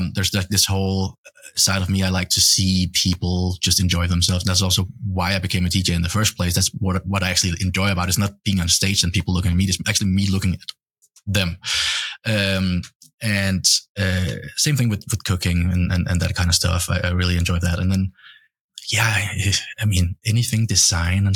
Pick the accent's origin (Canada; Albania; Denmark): Denmark; moved away as an adult; now in United States; I'm from Denmark